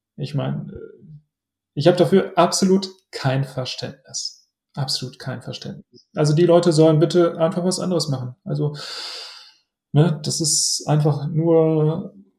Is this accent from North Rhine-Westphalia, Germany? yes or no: yes; Essen, North Rhine-Westphalia, Germany; in meiner Heimatstadt in Essen